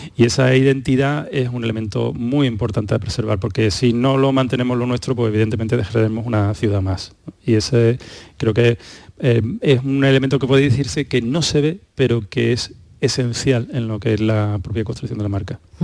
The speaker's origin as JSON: {"language": "Spanish", "town": "Málaga", "region": "Andalusia", "country": "Spain", "moved": "yes", "lives_now": "Seville, Spain", "said": "yo, que vivo en Sevilla, aunque soy de Málaga"}